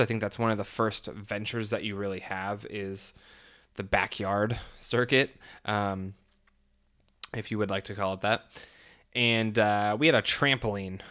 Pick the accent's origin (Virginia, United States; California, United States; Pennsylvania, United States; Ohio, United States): California, United States; born or raised there